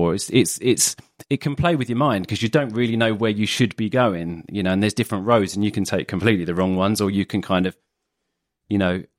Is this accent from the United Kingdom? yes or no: yes; Enfield, London, United Kingdom; now in Frinton-on-Sea, United Kingdom; I was born in Enfield, London